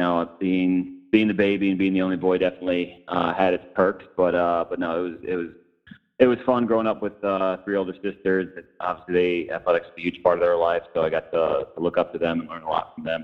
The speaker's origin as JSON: {"language": "English", "town": "Chicago", "region": "Illinois", "country": "United States", "tie": "born or raised there", "also_born_or_lived": "North Carolina", "moved": "as an adult", "said": "So growing up on the South Side, I was fortunate my parents were White Sox fans."}